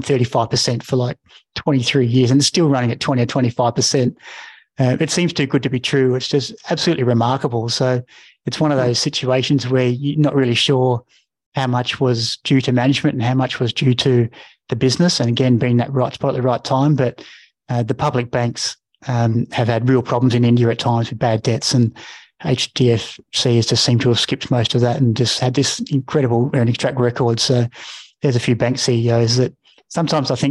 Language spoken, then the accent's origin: English; Mount Gambier, South Australia, Australia; I'm a kid from Mount Gambier